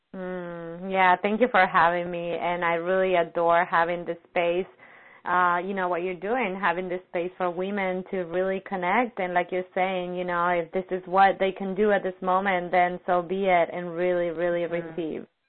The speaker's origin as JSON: {"language": "English", "region": "Buenos Aires", "country": "Argentina", "tie": "born or raised there", "moved": "yes", "said": "my hometown"}